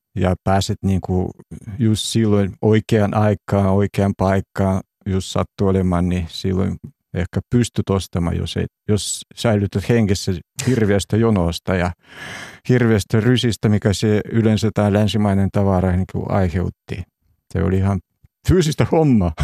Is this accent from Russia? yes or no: yes; Urals, Russia; Finnish is a second language; now in Finland; itse on syntynyt siellä keskellä – Venäjän keskellä, tai siis Neuvostoliiton ihan siellä Uralin puolella